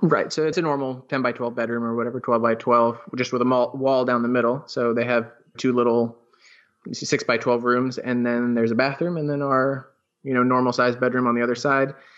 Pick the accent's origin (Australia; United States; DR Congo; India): United States; Sarasota, Florida; also born or lived in West Palm Beach, Florida / New York; Sarasota, which is our hometown